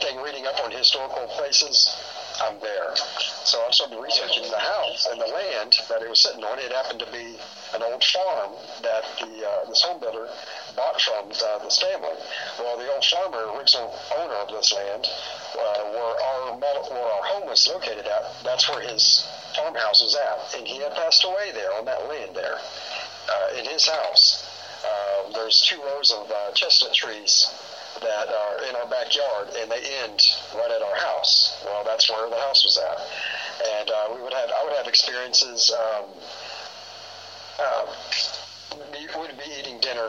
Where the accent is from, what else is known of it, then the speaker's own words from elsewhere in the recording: Houston, Texas, United States; Born and raised in Houston, Texas.